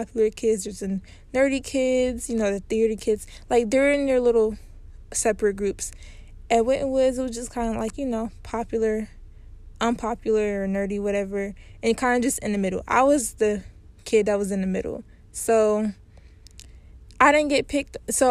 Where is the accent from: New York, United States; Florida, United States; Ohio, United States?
Ohio, United States; Cincinnati; I grew up in Cincinnati